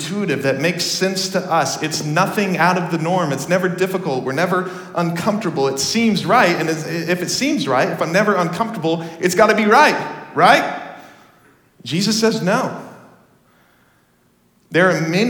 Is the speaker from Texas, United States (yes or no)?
yes; Dallas, Texas, United States; moved away; I grew up in Texas